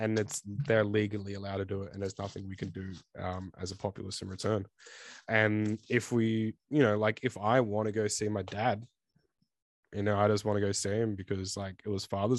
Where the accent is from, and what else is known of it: Australia